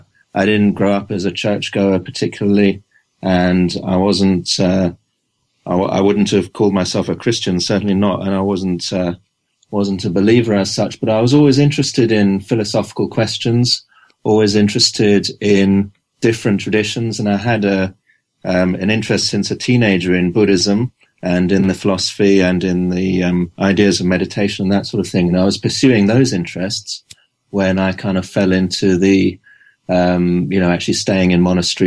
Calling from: Newcastle, North East England, United Kingdom; I'm in Newcastle in England.

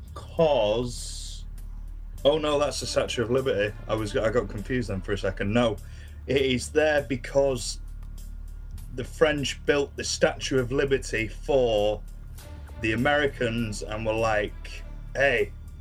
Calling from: Manchester, North West England, United Kingdom; I'm calling from Manchester

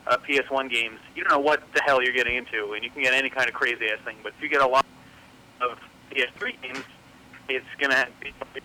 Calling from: Philadelphia, Pennsylvania, United States; I'm in Philadelphia.

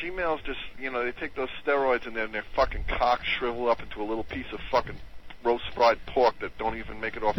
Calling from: Long Island, New York, United States; I'm calling from Long Island.

